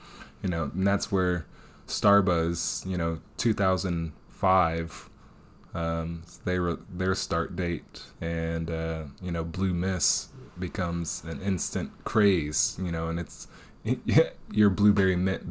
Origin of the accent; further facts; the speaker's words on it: Detroit, Michigan, United States; now in Austin, United States; Born and raised in Detroit